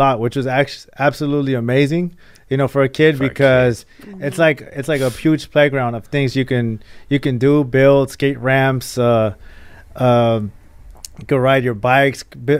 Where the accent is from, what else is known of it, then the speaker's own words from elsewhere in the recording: Mexico; moved away; also born or lived in Rosemead, California; but I still was Mexican, you know, but I was born in Mexico, and everything in my household was very much so traditionally Mexican.